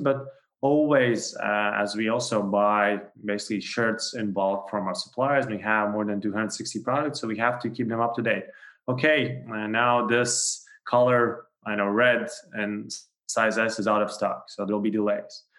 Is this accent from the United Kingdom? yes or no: no; Latvia; I'm from Latvia, and then also co-founders are both from Latvia.